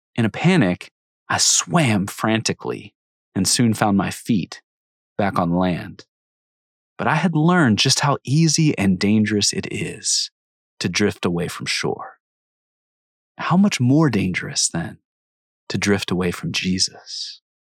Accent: Cincinnati, Ohio, United States; I grew up outside Cincinnati, Ohio, a far drive from any ocean

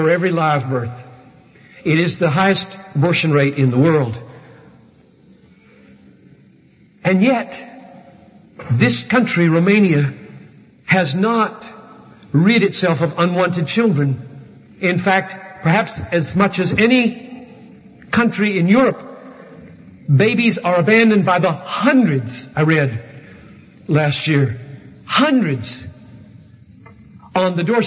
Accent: Greenville, South Carolina, United States; when I was growing up in Southern Baptist Church in Greenville, South Carolina

